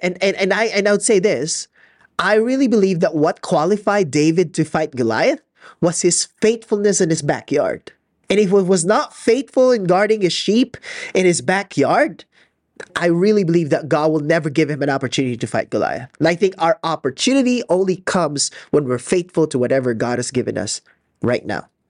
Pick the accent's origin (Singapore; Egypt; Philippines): Philippines; I'm so Filipino, I haven't seen snow in my life